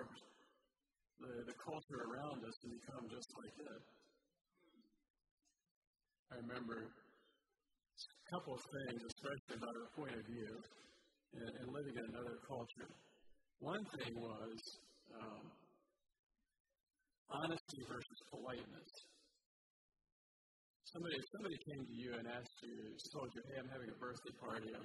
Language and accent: English; United States; also born or lived in Guatemala